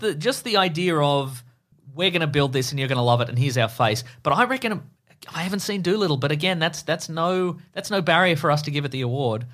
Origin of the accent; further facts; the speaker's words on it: Australia; we're Australian